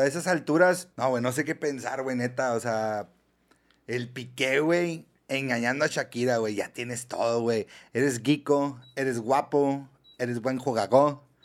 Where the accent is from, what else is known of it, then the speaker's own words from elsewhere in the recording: Mexico; así somos los mexicanos